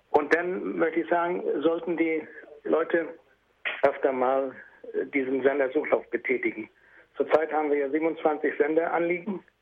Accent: Wolgast, Mecklenburg-Vorpommern, Germany; Ich bin eigentlich aus Wolgast bei der Insel Usedom

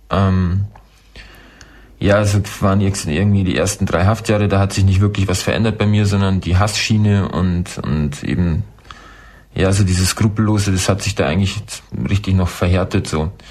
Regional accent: Croatia; now in Germany; weil ich war mal 22 Monate in meiner Heimat ähm, Soldat in Kroatien im Bürgerkrieg.

